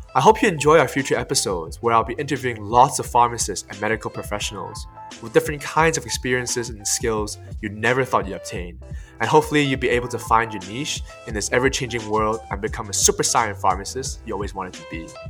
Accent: Hong Kong; also born or lived in Cornwall, United Kingdom; now in United Kingdom; I grew up in Hong Kong

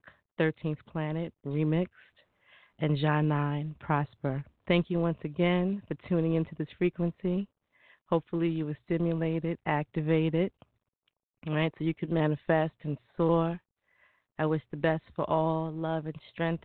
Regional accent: New York City, New York, United States; growing up in Brooklyn

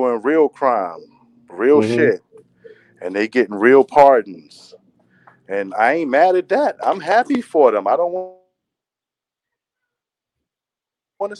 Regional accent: New York City, New York, United States; I'm from Church Ave, man. I'm from Brooklyn, New York

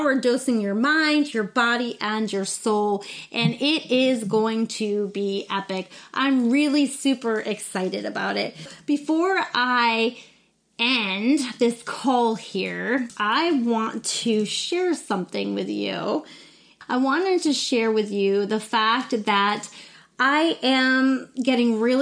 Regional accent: New Smyrna Beach, Florida, United States; moved away; I'm in my hometown of New Smyrna Beach, Florida

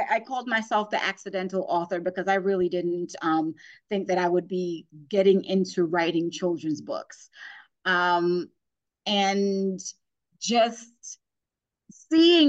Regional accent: New York City, New York, United States; moved away as an adult; also born or lived in Virginia; now in Northern Virginia, United States; I grew up in Brooklyn, New York, and my kids are here growing up in Northern Virginia

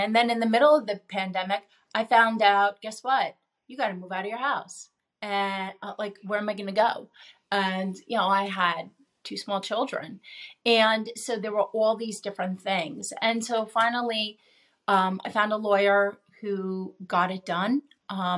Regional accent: New York, United States; I'm a New Yorker.

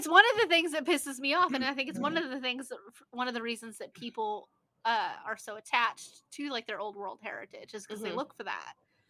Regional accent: United States; we're all three of us are American in the culture, because that's what we were born into, but none of us are American in heritage

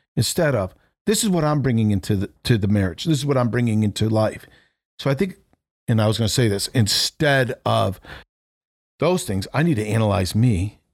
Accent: New England, United States; now in Florida, United States; I grew up in New England

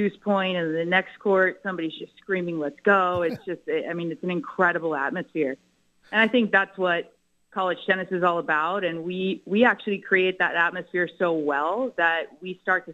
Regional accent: South Florida, United States; moved away as an adult; also born or lived in Fort Lauderdale, Florida; now in Norman, United States; I grew up in South Florida

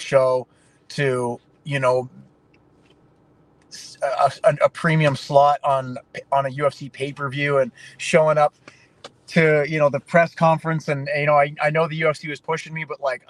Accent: Canada; I grew up playing hockey in Canada

